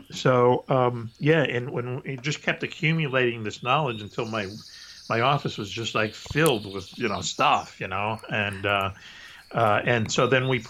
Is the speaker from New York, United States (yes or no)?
no; Boston, Massachusetts, United States; when I was growing up in Boston as a kid